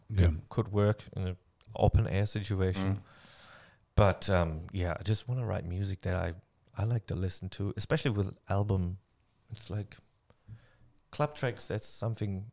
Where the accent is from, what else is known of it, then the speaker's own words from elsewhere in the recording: Germany; moved away as an adult; now in New Zealand; I am not willing to give up my German passport